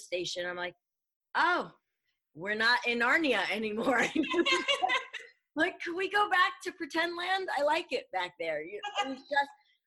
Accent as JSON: {"language": "English", "region": "New York", "country": "United States", "said": "I'm a New Yorker"}